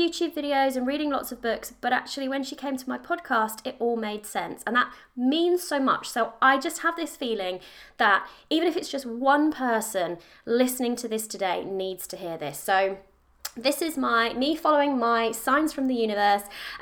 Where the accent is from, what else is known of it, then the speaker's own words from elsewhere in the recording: United Kingdom; I am in the UK, as I'm sure you can probably guess by my accent